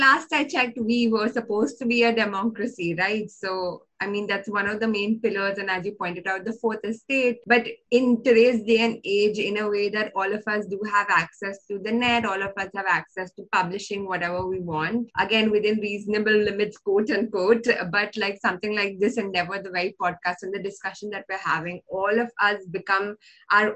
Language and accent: English; India; We are from an urban city. We are English speaking.